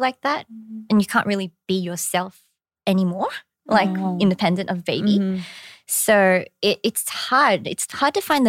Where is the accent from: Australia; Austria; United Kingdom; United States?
Australia; accent: Australian; now in Korea